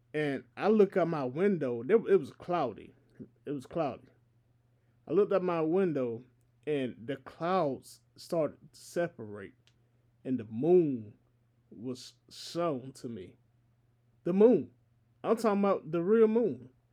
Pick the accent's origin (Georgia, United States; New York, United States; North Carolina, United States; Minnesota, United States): Georgia, United States; I am here in my home state of Georgia, not too far away from Atlanta, not too far away from my people